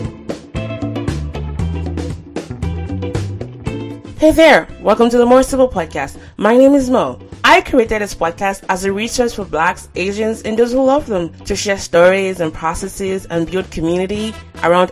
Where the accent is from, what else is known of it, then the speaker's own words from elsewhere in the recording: Nigeria; moved away; also born or lived in United States; I describe myself as a Nigerian-born, US-educated, Korean-speaking, wandering intellectual